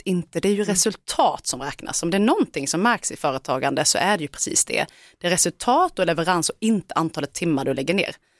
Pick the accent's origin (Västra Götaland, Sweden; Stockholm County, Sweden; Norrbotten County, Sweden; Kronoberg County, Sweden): Kronoberg County, Sweden; Älmhult; jag kommer ju från Älmhult där Ingvar Kamprad var den stora mannen.